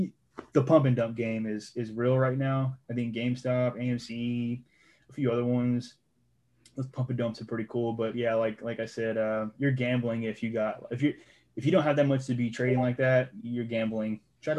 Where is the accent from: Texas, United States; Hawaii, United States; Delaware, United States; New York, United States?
Texas, United States; Austin; also born or lived in Round Rock, Texas / Colorado; now in Hutto, United States; Being from Austin and then moving to Round Rock when I got older.